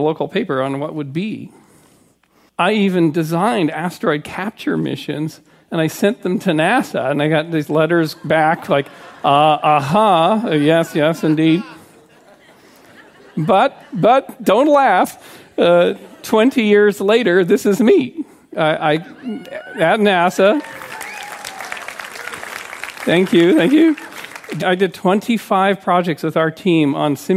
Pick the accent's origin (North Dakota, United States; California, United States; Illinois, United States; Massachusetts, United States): California, United States; Santa Cruz; my hometown of Santa Cruz, California